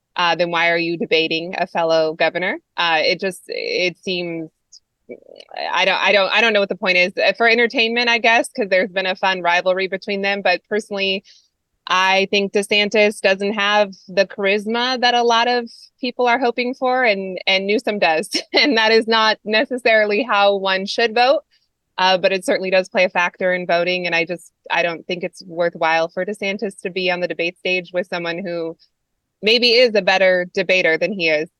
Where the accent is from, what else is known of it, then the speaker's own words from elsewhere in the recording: California, United States; I'm a Californian